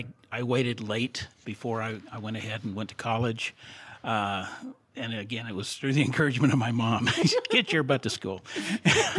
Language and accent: English; Salt Lake City, Utah, United States; I was raised in Salt Lake City.